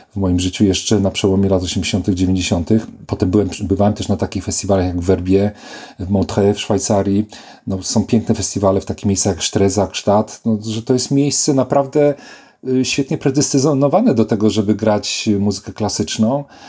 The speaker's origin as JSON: {"language": "Polish", "country": "Poland", "tie": "born or raised there", "also_born_or_lived": "Poznań / Warsaw / Manchester / Oxford", "moved": "yes", "said": "Urodziłem się w Szczycinie"}